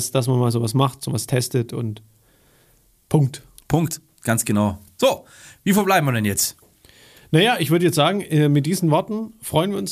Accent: Baden-Württemberg, Germany; als Schwabe, ich sag's dir.

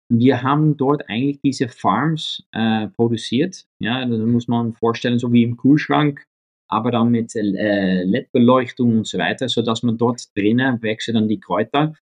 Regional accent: The Hague, South Holland, Netherlands; German is a second language; moved away; ich bin aufgewachsen in Den Haag, äh, in, in, mhm. Holland

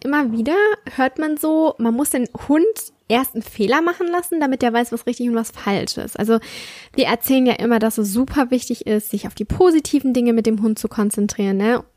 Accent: Southern Germany, Germany; Bei uns im Süden

